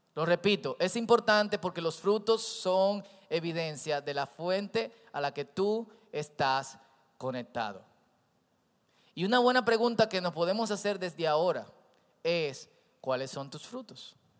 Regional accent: Santo Domingo Oeste, Distrito Nacional, Dominican Republic; Yo crecí en Herrera

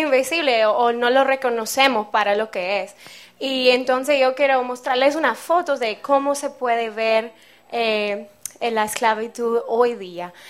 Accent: Seattle, Washington, United States; moved away; soy de los Estados Unidos, de Seattle, en el noroeste de mi país.

